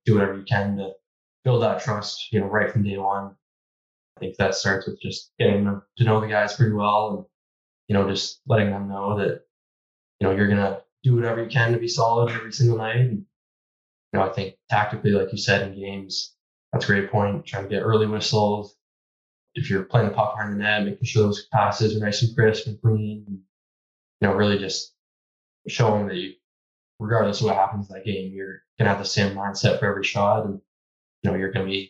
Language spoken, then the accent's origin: English; Vancouver, British Columbia, Canada; growing up in Vancouver